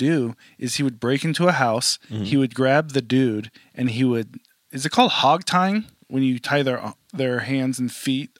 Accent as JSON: {"language": "English", "region": "Northern California", "country": "United States", "said": "we're both from Northern California."}